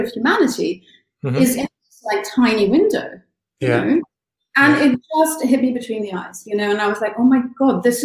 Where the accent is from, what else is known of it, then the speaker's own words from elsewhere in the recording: India; now in London, United Kingdom; I grew up in India. I lived in London for years now